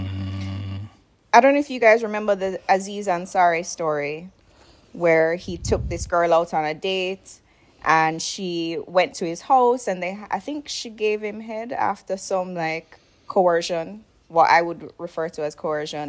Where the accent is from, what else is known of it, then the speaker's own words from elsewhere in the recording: Jamaica; I grew up in Jamaica